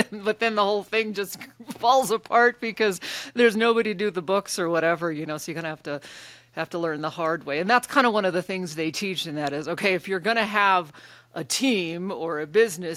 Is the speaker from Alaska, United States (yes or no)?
yes; Alaska, United States; I grew up in Alaska.